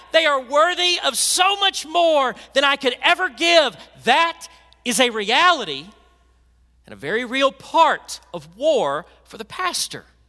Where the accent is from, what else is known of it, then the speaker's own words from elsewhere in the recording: Memphis, Tennessee, United States; I grew up in Memphis